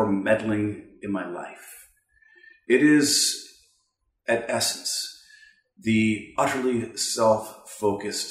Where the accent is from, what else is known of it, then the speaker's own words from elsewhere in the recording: Canada; from Canada.